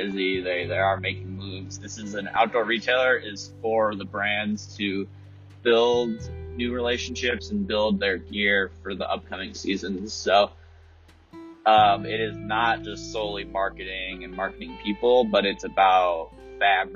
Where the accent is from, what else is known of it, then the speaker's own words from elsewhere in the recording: United States; also born or lived in Colorado; as an American